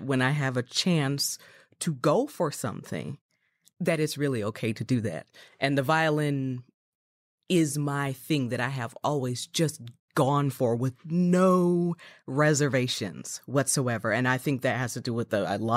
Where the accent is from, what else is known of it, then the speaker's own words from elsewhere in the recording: Chicago, Illinois, United States; I'm originally from Chicago